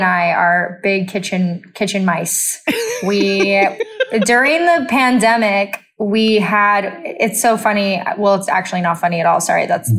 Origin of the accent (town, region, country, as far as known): Texas, United States